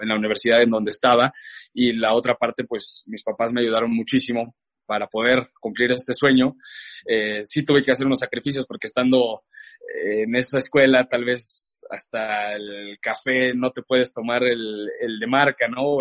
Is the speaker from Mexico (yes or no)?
yes; León, Guanajuato, Mexico; moved away as an adult; also born or lived in Mexico City / Boston; estaba en León, te cuento un poco de esta parte, eh, allí crecí y demás